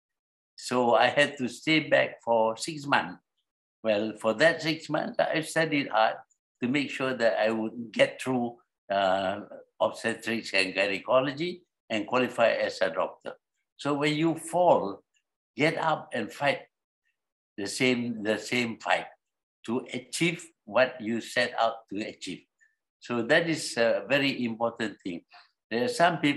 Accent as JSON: {"language": "English", "country": "Malaysia", "said": "Malaya was our country"}